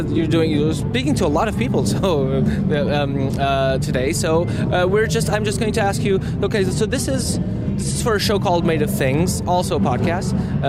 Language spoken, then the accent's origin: English; Portugal; also born or lived in Rome; I used to live abroad. I used to live abroad in Rome, and people were saying, like, oh, you're from the Czech Republic, right? I'm like, no, isn't it obvious, like, that I'm from Portugal?